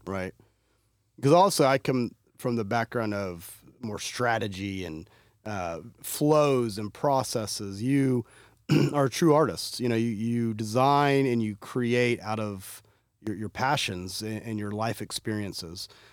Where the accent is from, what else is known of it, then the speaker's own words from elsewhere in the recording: Fort Worth, Texas, United States; I'm from Fort Worth